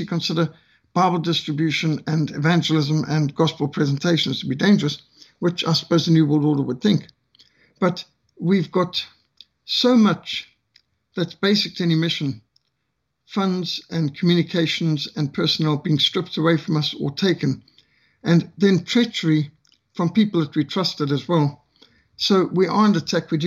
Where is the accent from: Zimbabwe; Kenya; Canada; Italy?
Zimbabwe; now in South Africa; I'm from Rhodesia